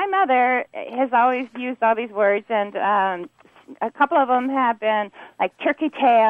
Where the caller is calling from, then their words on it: San Diego, California, United States; I'm calling from Lakeside area of San Diego, California.